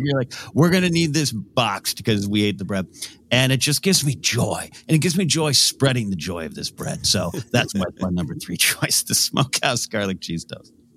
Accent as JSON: {"language": "English", "town": "Pismo Beach", "region": "California", "country": "United States", "tie": "born or raised there", "also_born_or_lived": "Los Angeles", "moved": "yes", "said": "my hometown area, uh, Pismo Beach, famous for clams"}